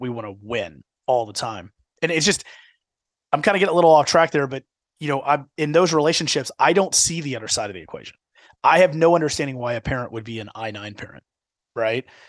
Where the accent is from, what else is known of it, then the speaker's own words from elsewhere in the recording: Houston, Texas, United States; now in Dallas-Fort Worth, United States; the D F W market is very different than what I grew up in in the Houston market